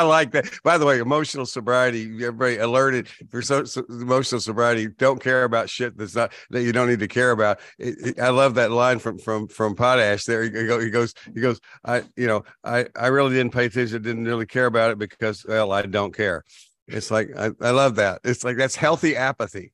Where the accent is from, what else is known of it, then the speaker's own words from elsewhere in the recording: Texas, United States; I'm from Texas